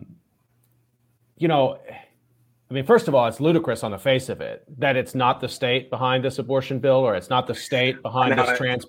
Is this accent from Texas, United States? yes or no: yes; Arlington, Texas, United States; When I was a kid growing up in Arlington, Texas